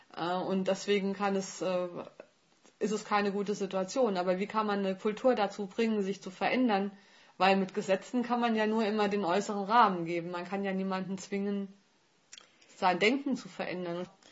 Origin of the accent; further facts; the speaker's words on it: Germany; Ich als Deutsche